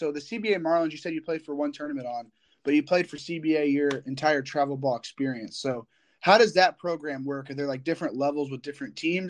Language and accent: English; Indiana, United States; I'm from Indiana and California is a little bit of way from me.